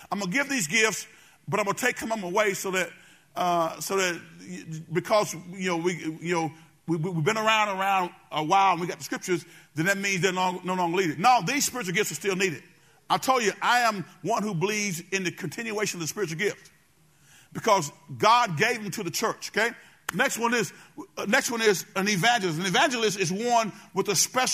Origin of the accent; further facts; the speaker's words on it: Benton, United States; I'm from Benton